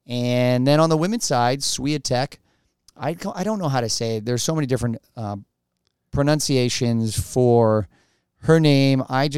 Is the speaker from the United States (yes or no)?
yes; United States; as an American.